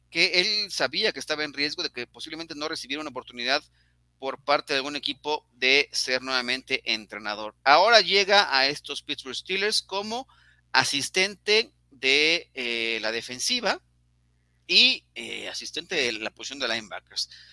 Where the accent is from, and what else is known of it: Mexico